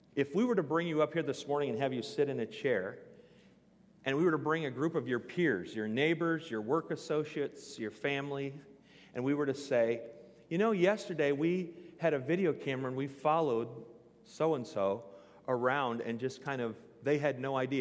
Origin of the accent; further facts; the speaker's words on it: Newton, Iowa, United States; I grew up in Newton, Iowa